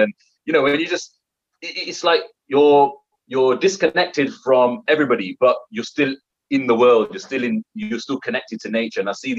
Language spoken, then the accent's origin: English; United Kingdom; being a British Indian, I've got my British values, but then I've also got my Indian values.